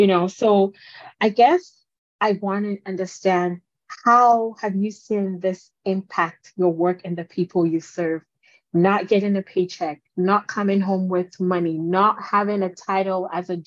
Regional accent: Ghana; I'm from Ghana

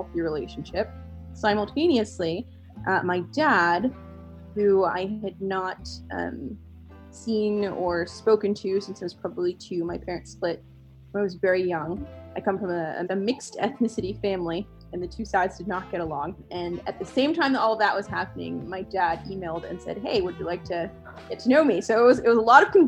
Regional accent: New York City, New York, United States; now in Pittsburgh, United States; I'm originally from New York City, the Bronx specifically, and I am now in Pittsburgh.

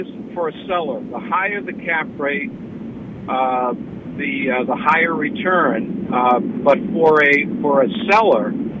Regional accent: Bangor, Maine, United States; I'm from Bangor

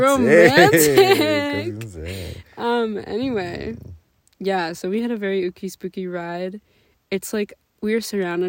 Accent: Minnesota, United States; we're Minnesotan girlies. Yeah. So there is no such thing as elevation where we're from.

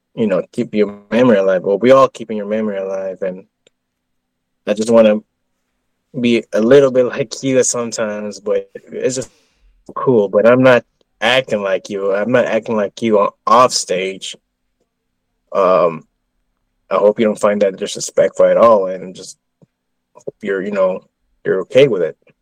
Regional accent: Texas, United States; I'm from Texas

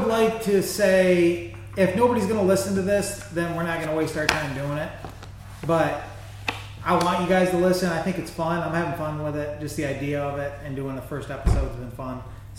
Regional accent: Byron, United States; I'm from Byron.

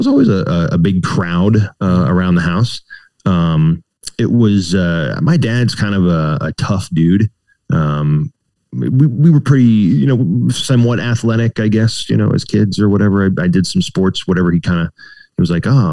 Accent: Virginia, United States; also born or lived in Blacksburg, Virginia; I grew up in Virginia. Until I was in like, I guess middle school, we were kind of in Northern Virginia and then we moved down to Southwest Virginia, like Blacksburg area

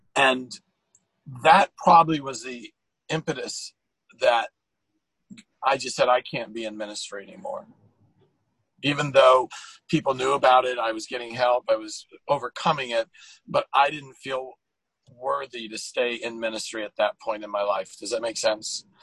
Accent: California, United States; now in Virginia, United States; I'm a Californian

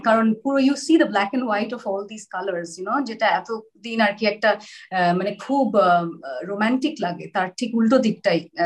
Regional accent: Kolkata, West Bengal, India; also born or lived in Sylhet; Calcutta girls স্কুলে সেটা আমার বাড়ি থেকে অনেক দূর

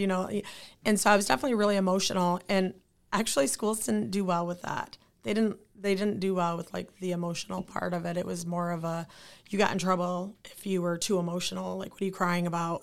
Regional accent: Lansing, Michigan, United States; I am from Lansing. I, born and raised in Lansing, Michigan

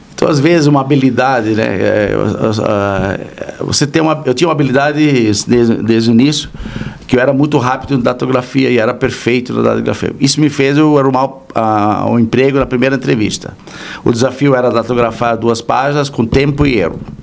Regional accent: Blumenau, Santa Catarina, Brazil; moved away as an adult; now in São Paulo, Brazil; eu sou natural de Blumenau

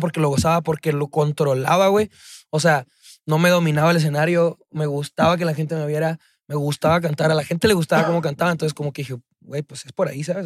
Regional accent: Chihuahua, Mexico; moved away as an adult; now in Mexico City, Mexico; yo soy de Chihuahua, o sea, soy, soy originario de Chihuahua

